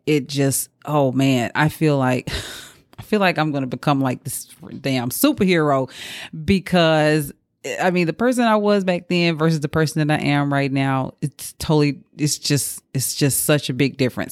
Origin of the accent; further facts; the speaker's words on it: Mississippi, United States; moved away; in my hometown. I'm from Mississippi